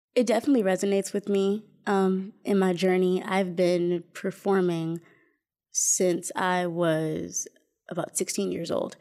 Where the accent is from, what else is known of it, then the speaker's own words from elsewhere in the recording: Flint, Michigan, United States; also born or lived in Indianapolis, Indiana; was born and raised in Flint. Um, I lived there until I was about 26 years old